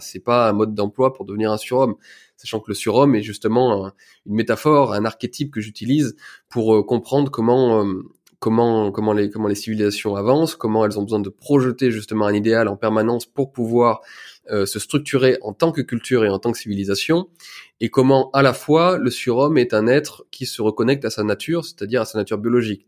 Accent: Ardèche, Auvergne-Rhône-Alpes, France; also born or lived in Lyon; Je viens d'Ardèche, une petite ville. j'ai fait mes études dans, à Tournon-sur-Rhône

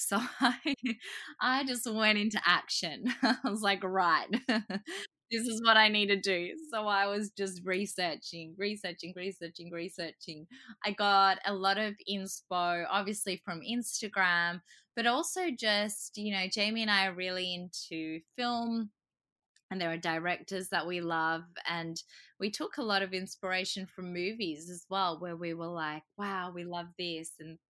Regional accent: Croatia; I'm originally from Croatia and a lot of my family couldn't make it over for the wedding.

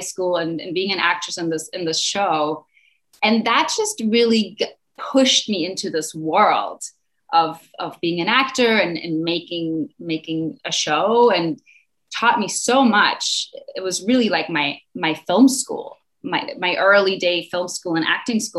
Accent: Mallorca, Balearic Islands, Spain; also born or lived in Berlin, Germany / United States; now in Mallorca, Spain; I was born in Berlin, Germany, and I moved to Mallorca, Spain when I was 9 years old.

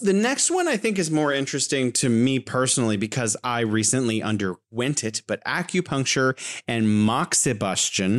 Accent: California, United States; moved away as an adult; now in Wuhan, China; I'm originally from California, but living here in beautiful Wuhan, China

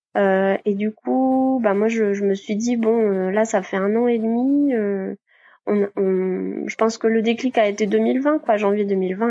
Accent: Côtes-d'Armor, Brittany, France; also born or lived in Rennes; now in Brest, France; je suis originaire de, des Côtes d'Armor

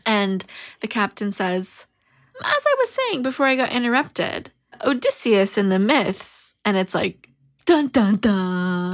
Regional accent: United States; as an American, as a modern American

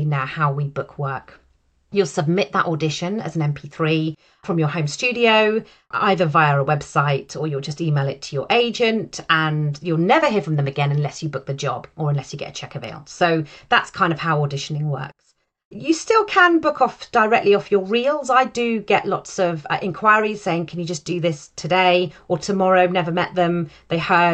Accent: United Kingdom; I sit in the market as a British, white, middle-aged, female voice actor

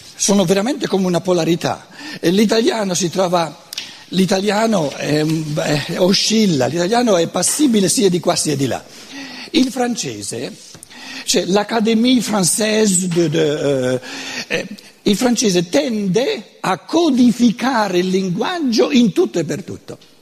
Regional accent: Brescia, Lombardy, Italy; accent: Brescian Lombard; first language Lombard (Brescian); Italian is a second language; la mia lingua materna non è l'italiano, eh, lo devo sempre sottolineare, è il lombardo, che è tutta un'altra cosa, il bresciano anzi

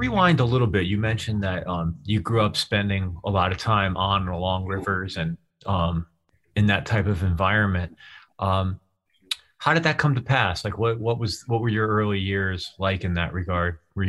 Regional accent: Hamden, Connecticut, United States; Outside of New Haven, Connecticut, a town called Hamden, which was much more rural when I was a kid.

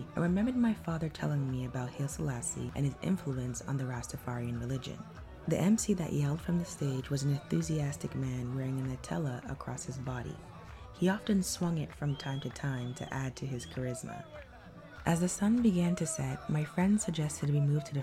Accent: Toronto, Ontario, Canada; growing up near Greenwood and Danforth

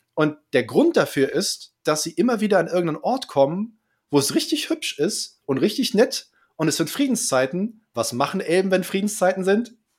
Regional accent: Jena, Thuringia, Germany; ich bin aus Jena

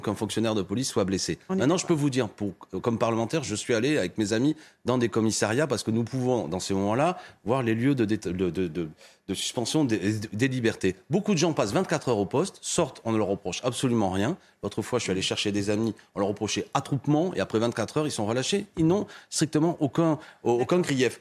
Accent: Béziers, Occitania, France; moved away; also born or lived in Seine-Saint-Denis; c'est ma ville natale, Béziers

